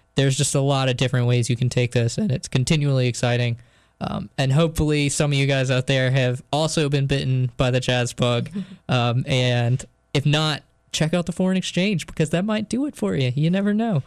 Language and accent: English; New Bern, North Carolina, United States; I was at a venue at my hometown back in New Bern